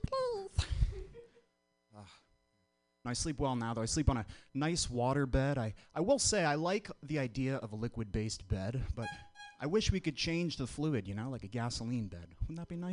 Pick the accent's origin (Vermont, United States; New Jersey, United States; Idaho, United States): Vermont, United States; moved away as an adult; now in San Francisco, United States; I'm from the whitest state in the union, Vermont. I'm from the Northeast. I came all the way out to San Francisco last year. It's a weird place to grow up